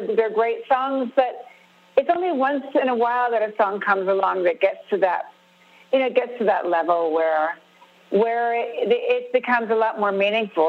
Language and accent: English; California, United States; because I grew up with the … they're part of my DNA, you know? I mean, it's just the way I grew up in Southern California.